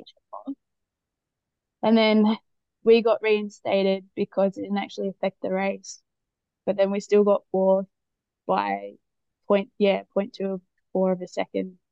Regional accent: Newcastle, New South Wales, Australia; growing up in Newcastle and and playing sport at school.

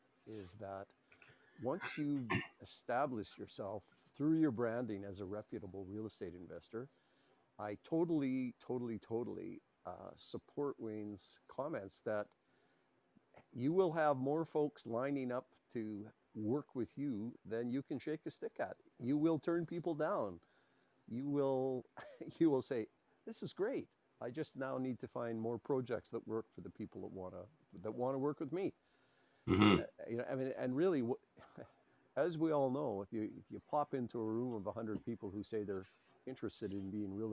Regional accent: Edmonton, Alberta, Canada; Yes, I am. I'm one of those rare guys. My dad came to Edmonton when he was 5 years old from Thunder Bay.

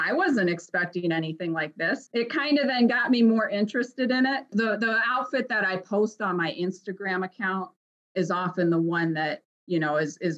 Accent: Ohio, United States; moved away as an adult; also born or lived in Chicago, Illinois / southern Minnesota; now in Minnesota, United States; I'm originally from Ohio, and then I moved out to Chicago

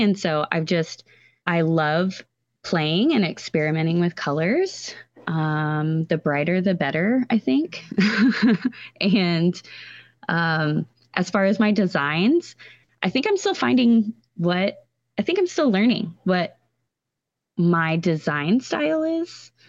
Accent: Texas Hill Country, United States; I grew up in Texas, um, in the hill country

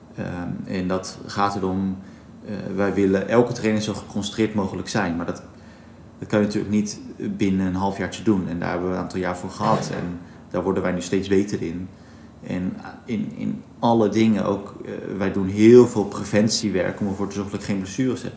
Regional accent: Katwijk, South Holland, Netherlands; ik ben in Katwijk geboren

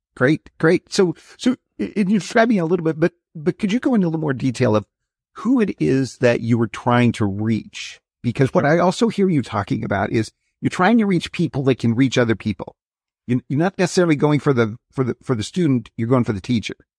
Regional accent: Wyoming, United States; I grew up in Wyoming

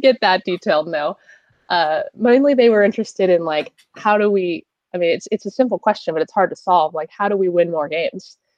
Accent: California, United States; I'm from California

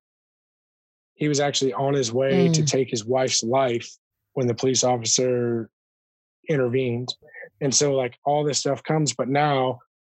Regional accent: Michigan, United States; moved away

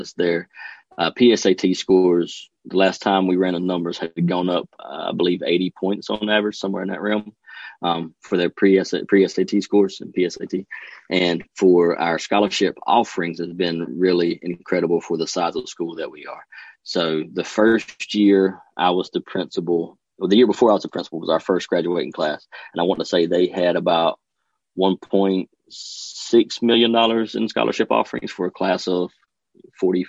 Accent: Duplin County, North Carolina, United States; I grew up in Duplin County

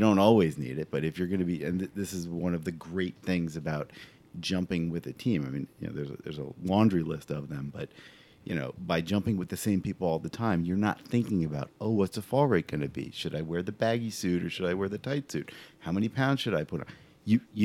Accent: New Jersey, United States; also born or lived in New York City; I lived in New Jersey my whole life, except for about 9 months when I lived in New York City

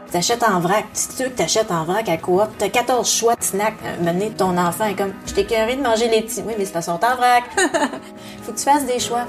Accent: Lac Saint-Jean, Quebec, Canada; moved away as an adult; also born or lived in Montreal / Laurentides; now in Nelson, Canada; Je suis née à Montréal, mais on a vite déménagé euh, quand j'avais 5 ans au lac Saint-Jean

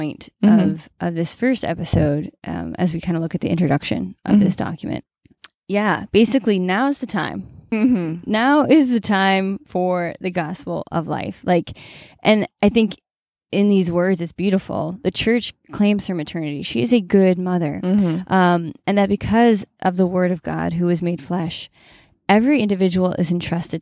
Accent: New England, United States; growing up in New England, I was exposed to Robert Frost quite a bit.

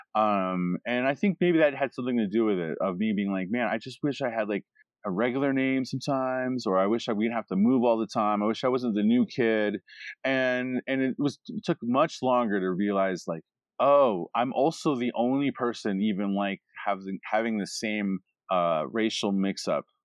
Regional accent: Alaska, United States; moved away; also born or lived in Anchorage / Fort Yukon / Fairbanks; I grew up in Alaska as a as a child

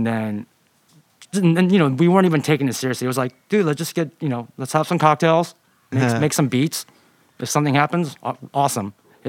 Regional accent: Irvine, California, United States; I'm from Irvine, California.

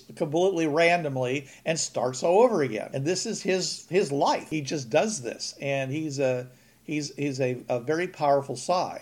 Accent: Pittsburgh, Pennsylvania, United States; now in Georgia, United States; I'm from Pittsburgh

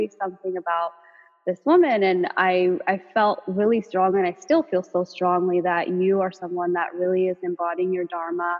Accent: Los Angeles, California, United States; I grew up in the San Fernando Valley

